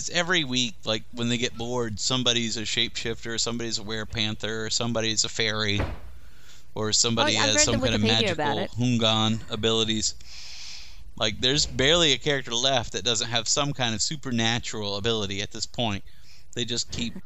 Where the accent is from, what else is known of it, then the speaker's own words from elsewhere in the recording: the South, United States; also born or lived in Germany; I'm from the South